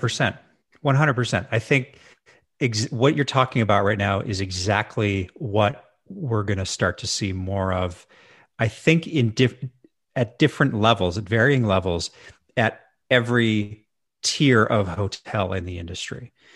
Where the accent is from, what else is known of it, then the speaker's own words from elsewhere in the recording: Edmonton, Alberta, Canada; moved away as an adult; also born or lived in Victoria, British Columbia; I moved back to my hometown of Edmonton, Alberta